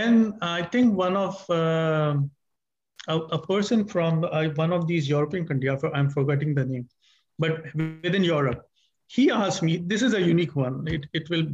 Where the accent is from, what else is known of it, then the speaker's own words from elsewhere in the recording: Pakistan; I'm a Pakistani